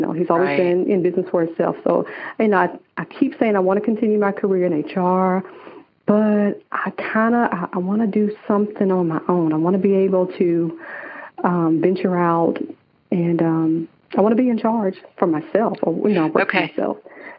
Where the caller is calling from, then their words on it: Atlanta, Georgia, United States; I am calling from Atlanta, Georgia.